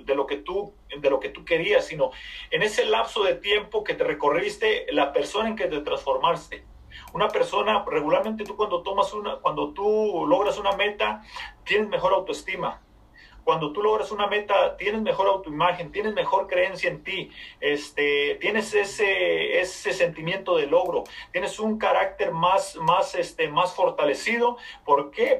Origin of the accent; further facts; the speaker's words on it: Mexico; moved away as an adult; soy de México, soy de una población bien pequeñita, bien pequeñita. A la edad de 20 años me vine a este país